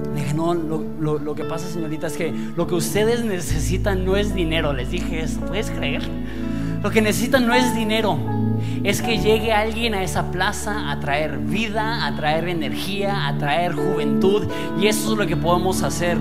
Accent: Mexico; somos una iglesia mexicana

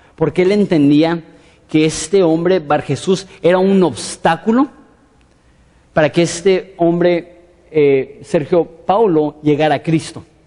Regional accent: Mexico; nosotros como mexicanos

